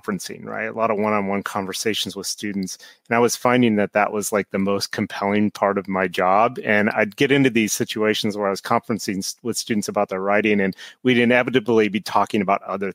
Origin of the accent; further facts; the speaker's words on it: Nebraska, United States; moved away; I grew up in Nebraska and went to a small state school there